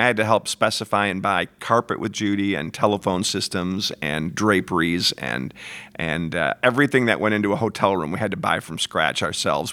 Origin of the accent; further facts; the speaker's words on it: Frankenmuth, Michigan, United States; born and raised in Frankenmuth, Michigan